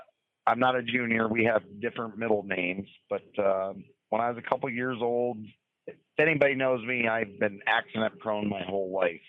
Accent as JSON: {"language": "English", "town": "Erie", "region": "Pennsylvania", "country": "United States", "tie": "born or raised there", "said": "I grew up at Stateline in Erie."}